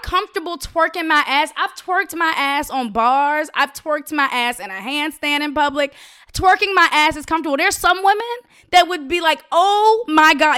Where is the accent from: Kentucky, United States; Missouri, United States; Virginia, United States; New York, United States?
Virginia, United States; Richmond; I'm from Richmond, Virginia. I'm South